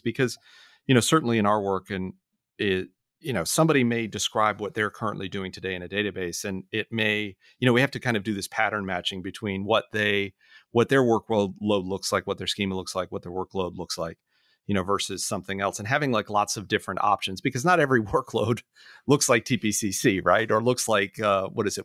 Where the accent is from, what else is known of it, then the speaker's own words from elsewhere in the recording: Orlando, Florida, United States; moved away; I was back in my hometown this, this past week. I was born in Orlando